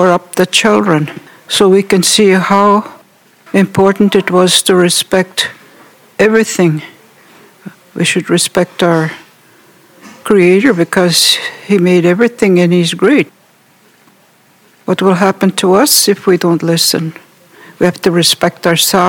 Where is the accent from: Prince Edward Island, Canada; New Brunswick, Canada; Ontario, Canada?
Ontario, Canada; Wikwemikong; I'm from Wequemagong